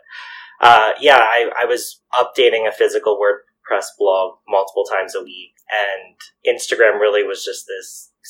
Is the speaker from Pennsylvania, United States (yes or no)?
yes; York, Pennsylvania, United States; moved away as an adult; also born or lived in Philadelphia; So when I moved from York, Pennsylvania to Philadelphia, I went to Drexel University